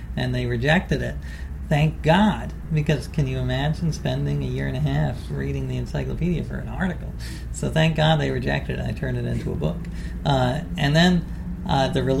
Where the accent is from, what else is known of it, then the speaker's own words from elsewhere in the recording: New York City, New York, United States; I grew up in New York City